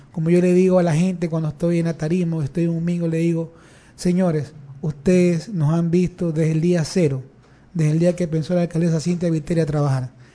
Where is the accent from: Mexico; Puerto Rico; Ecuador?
Ecuador; Guayaquil, Guayas; nací en el Distrito 1, eh, soy de la cooperativa Claveles 2, Nací en la cooperativa Esmeralda Chiquito, en el sector de las Malvinas. Eh, me he criado ahí toda mi vida